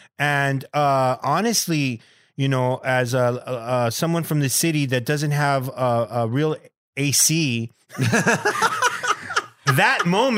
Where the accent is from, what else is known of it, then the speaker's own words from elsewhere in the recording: Bell, California, United States; I grew up in Bell.